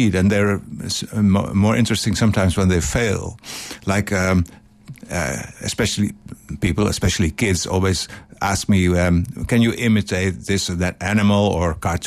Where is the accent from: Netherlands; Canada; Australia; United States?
Netherlands; I'm from Holland.